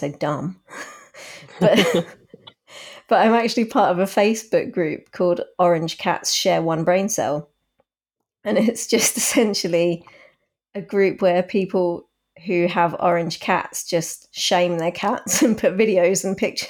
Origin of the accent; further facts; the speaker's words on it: United Kingdom; as a British person